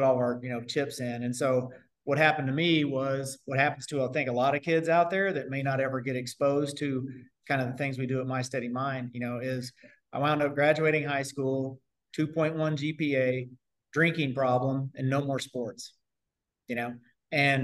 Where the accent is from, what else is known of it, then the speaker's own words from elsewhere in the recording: Bedford, Indiana, United States; moved away as an adult; also born or lived in Japan / Spain; I'm from Southern Indiana, small town guy, Bedford, Indiana, right outside Bloomington by IU. Small town guy